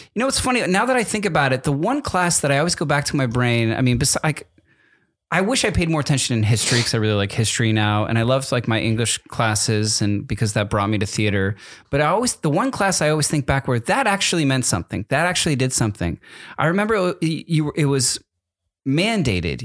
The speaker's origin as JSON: {"language": "English", "region": "East Coast", "country": "United States", "tie": "born or raised there", "said": "I grew up on the East Coast"}